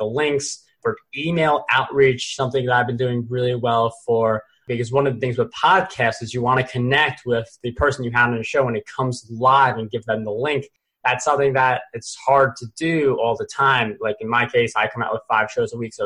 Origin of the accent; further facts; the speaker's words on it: New York, United States; I'm a New Yorker